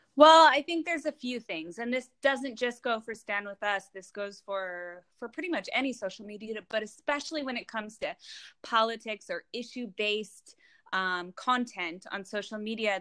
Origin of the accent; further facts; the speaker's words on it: Los Angeles, California, United States; moved away as an adult; now in Israel; I'm originally from Los Angeles, but I, I made Aliyah and I moved to Israel four years ago